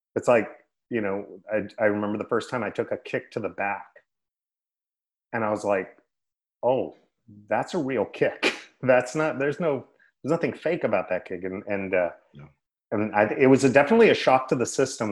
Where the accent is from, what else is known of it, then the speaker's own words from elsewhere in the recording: Sacramento, California, United States; I grew up in the Sacramento area